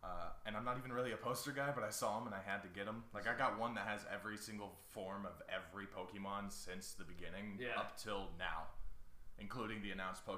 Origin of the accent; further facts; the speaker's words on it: Kansas City, United States; because I'm from Kansas City